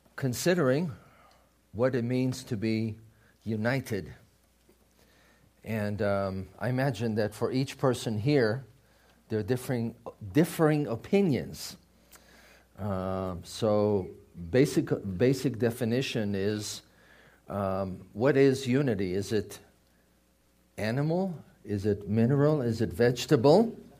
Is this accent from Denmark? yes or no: no; Israel; moved away; I grew up in Israel